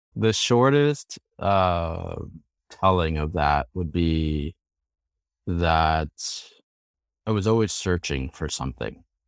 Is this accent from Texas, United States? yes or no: no; Chicago, Illinois, United States; moved away as an adult; also born or lived in Boston area; now in Boston, United States; I grew up in the Chicago area, and then I moved to the Boston area for grad school